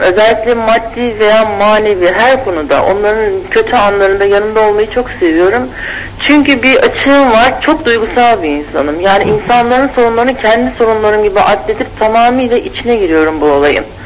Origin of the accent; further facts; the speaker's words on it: İzmir, Turkey; moved away as an adult; now in Kastamonu, Turkey; İzmirliyim ben. Kastamonu'ya işim işi dolayısıyla geldik.